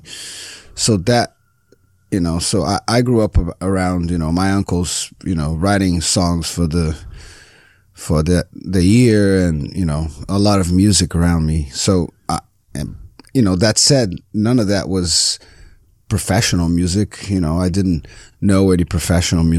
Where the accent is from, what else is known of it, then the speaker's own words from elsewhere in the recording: Rio de Janeiro, Brazil; English is a second language; moved away as an adult; now in Los Angeles, United States; I'm from Rio, Brazil. I've been here for about 13 years now